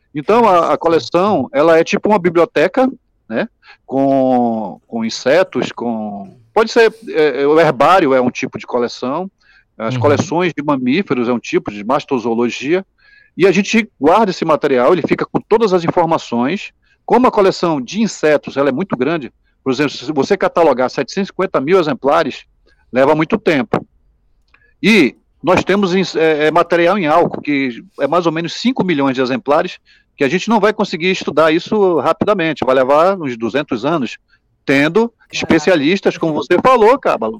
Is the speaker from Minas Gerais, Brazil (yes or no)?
no; Manaus, Amazonas, Brazil; sou de Manaus